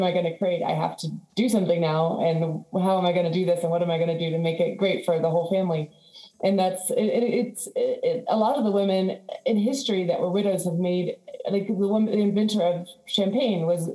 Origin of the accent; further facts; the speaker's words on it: Washington, District of Columbia, United States; moved away as an adult; also born or lived in Florida Keys, Florida; now in Florida, United States; when I grew up in DC